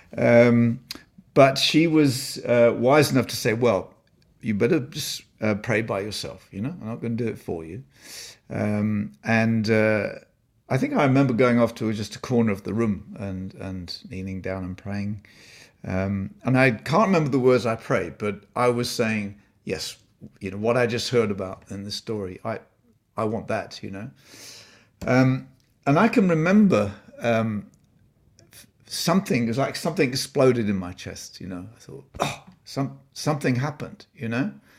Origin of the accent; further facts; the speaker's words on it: Blisworth, East Midlands, United Kingdom; moved away; so I was born in Northamptonshire, a little village called Blissworth, and he was the pastor of, uh, the Baptist chapel there. So that was my home for the first, uh, few years.